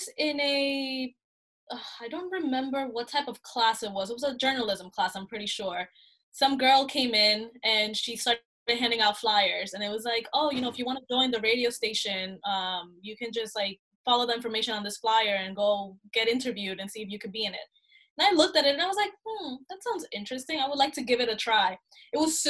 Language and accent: English; Honduras; moved away; I'm Honduran, so I was born in Honduras, and my dad over there, he is a television and radio personality.